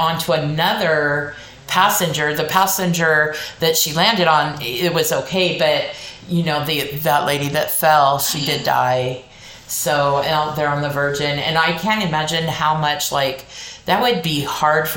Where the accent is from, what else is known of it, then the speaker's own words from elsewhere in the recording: Long Beach, California, United States; This group I grew up with in Long Beach